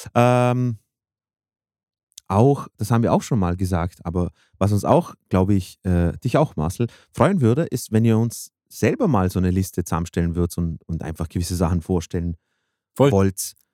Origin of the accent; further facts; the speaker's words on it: Vienna, Austria; moved away; bei uns in Wien